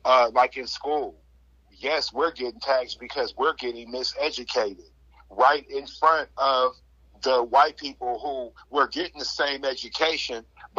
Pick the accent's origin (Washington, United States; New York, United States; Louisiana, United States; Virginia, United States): Washington, United States; Seattle; I'm from Seattle. That's the equivalent of Siberia for America.